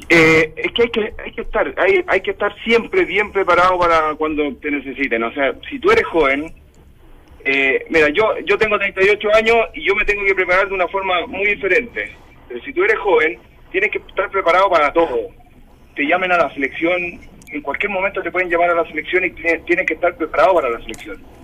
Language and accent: Spanish; Chile; como deportistas chilenos